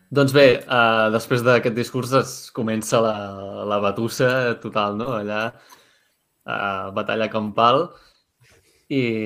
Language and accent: Catalan; Catalonia, Spain; nosaltres que som catalans